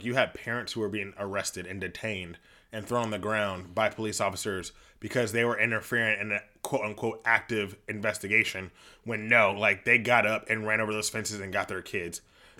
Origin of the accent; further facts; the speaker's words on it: Los Angeles, California, United States; Grant High School in Van Nuys, we grew up in the Valley.